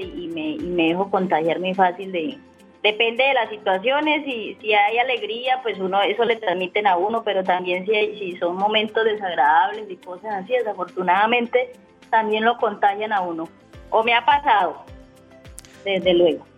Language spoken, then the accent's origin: Spanish; Llanos, Meta, Colombia; accent: llanera; santanderiana; me dicen que tengo voz de santanderiana, que porque hablo fuerte, que porque hablo eh, tengo la voz de, de, de qué, de, llanera, yo soy llanera